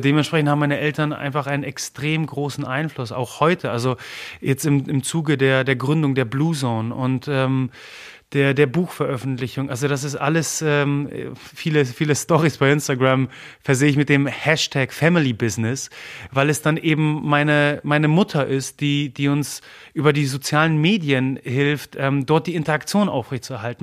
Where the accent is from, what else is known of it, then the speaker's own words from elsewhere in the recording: Germany; first language Polish; German is a second language; also born or lived in Gdynia, Poland (parents' origin); obwohl ich sogar in Deutschland geboren bin, als, als Pole.